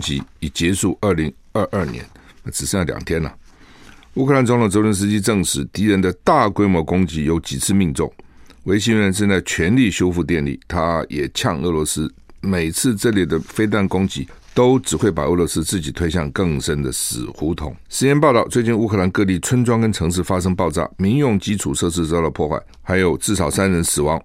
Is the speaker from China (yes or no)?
no; Taiwan; 我们台湾人哈染疫的不多